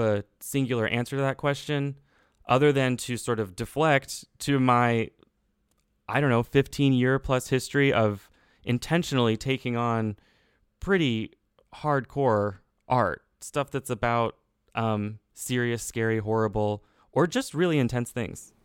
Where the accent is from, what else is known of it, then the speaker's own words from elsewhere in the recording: Texas, United States; as a Texan, as a young person